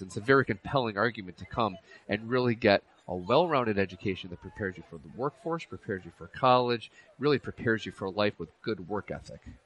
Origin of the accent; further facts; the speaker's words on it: Union Springs, New York, United States; Union Springs is actually my hometown